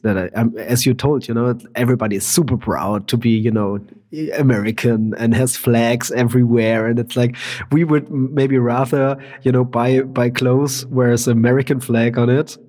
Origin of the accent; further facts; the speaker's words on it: Germany; I'm from Germany and I'm in Germany at the moment